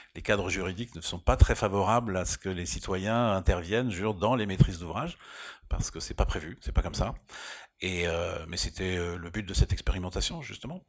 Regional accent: Rennes, Brittany, France; now in Paris, France; j'ai vécu à Rennes, donc j'ai grandi à Rennes

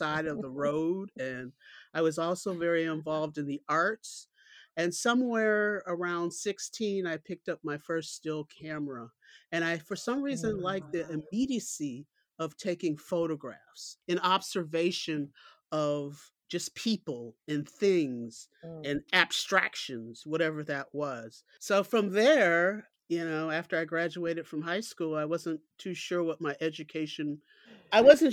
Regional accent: Detroit, Michigan, United States; I grew up in the Midwest, Detroit, Michigan, to be exact

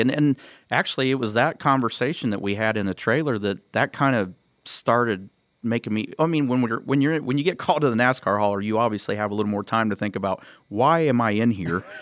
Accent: Columbus, Indiana, United States; my hometown of Columbus, Indiana.

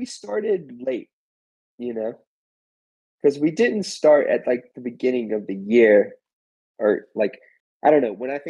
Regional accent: England, United Kingdom; Yeah, I'm actually from England, so.

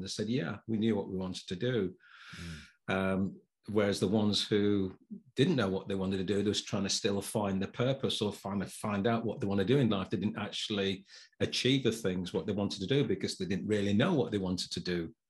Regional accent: Sheffield, Yorkshire and the Humber, United Kingdom; now in Chesterfield, United Kingdom; I've been here for about 7 years. I'm originally from Sheffield. People might not be able to know from my accent. Some people say I've got a little bit of a Southern or a London accent.

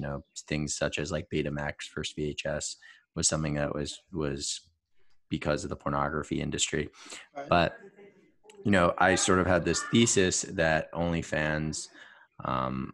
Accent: New York, United States; moved away; growing up in New York, obviously very familiar with Broadway

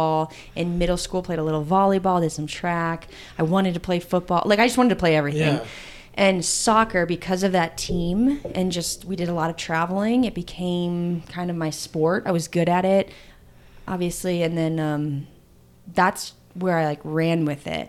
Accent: Illinois, United States; I'm from Illinois

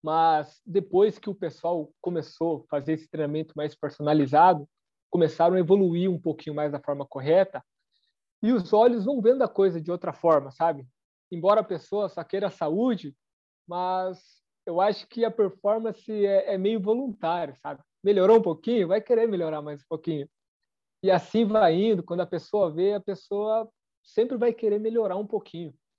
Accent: São João, Paraná, Brazil; moved away as an adult; now in Francisco Beltrão, Brazil; Hoje eu estou morando em Francisco Beltrão, aqui no sudoeste do Paraná mas eu nasci em São João, é tudo no Sudoeste

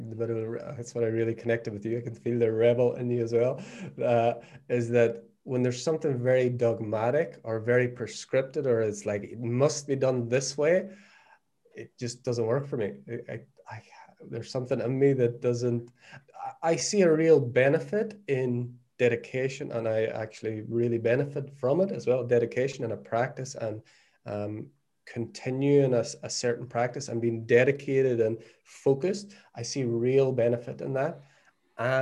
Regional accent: Northern Ireland, United Kingdom; moved away as an adult; also born or lived in Australia; now in Portugal; I was born in Northern Ireland, born 1979 in Northern Ireland, in the middle of what is now known as the Troubles

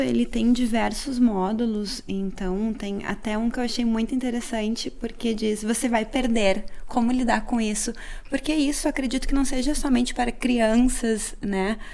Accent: Rio Grande do Sul, Brazil; moved away; eu sou gaúcha

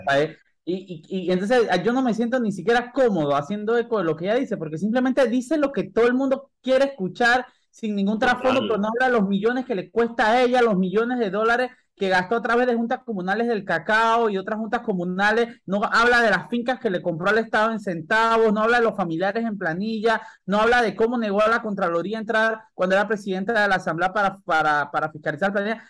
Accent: Panama; como panameño

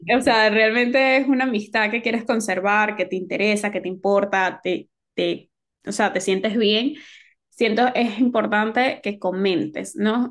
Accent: Venezuela; now in Spain; lo que nos tocó vivir como venezolanos, de que nos tocó emigrar

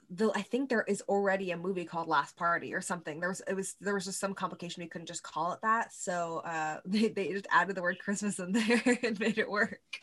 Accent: California, United States; now in New York, United States; I'm from California originally

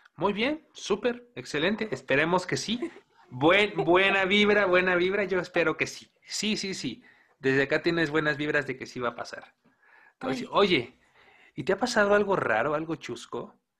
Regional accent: Mexico

